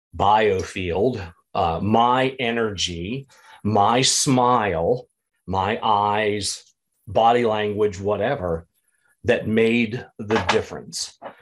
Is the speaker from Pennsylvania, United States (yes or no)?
yes; small town in Pennsylvania, United States; now in Illinois, United States; growing up in the Catholic church, small town in Pennsylvania